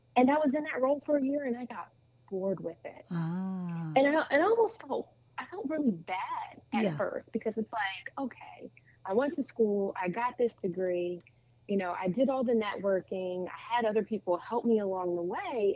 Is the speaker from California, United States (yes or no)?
no; Lumberton, New Jersey, United States; I grew up in New Jersey, born and raised, I mean I did everything here.